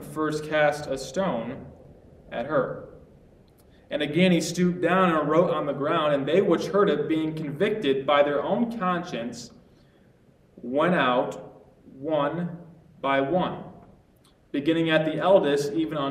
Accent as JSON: {"language": "English", "region": "Ohio", "country": "United States", "tie": "born or raised there", "said": "I grew up in Ohio"}